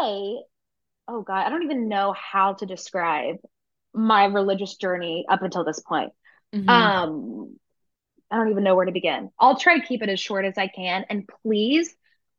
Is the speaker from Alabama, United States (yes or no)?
no; Tennessee, United States; I'm from Tennessee